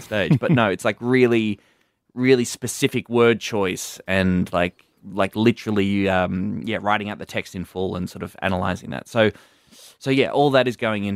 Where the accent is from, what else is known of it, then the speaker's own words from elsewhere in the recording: Warrnambool, Victoria, Australia; moved away as an adult; also born or lived in Melbourne; I moved from my hometown of Warrnambool in Country Victoria to Melbourne in 2008